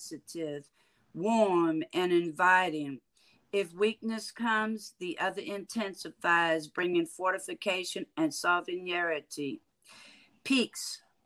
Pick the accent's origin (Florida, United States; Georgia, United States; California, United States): California, United States; San Francisco; moved away as an adult; now in Houston, United States; originally born and raised in San Francisco, California. I now reside in Houston, Texas. I've been here 20 years now